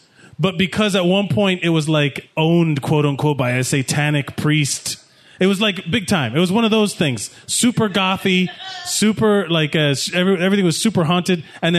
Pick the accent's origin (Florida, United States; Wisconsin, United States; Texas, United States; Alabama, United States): Florida, United States; Miami; moved away; I just got back from Miami, Florida, which is my hometown, which is different than most people's hometown, because my town was built on the trade of illegal substances.